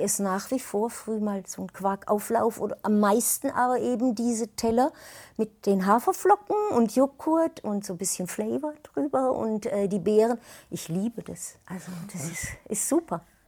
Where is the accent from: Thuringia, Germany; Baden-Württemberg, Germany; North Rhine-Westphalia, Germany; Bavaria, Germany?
Bavaria, Germany; Würzburg; Ich komme aus Würzburg